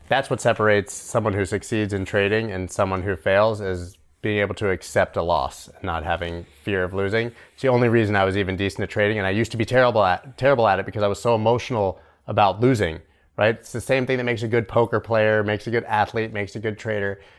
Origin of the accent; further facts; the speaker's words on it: Canada; I'm Canadian.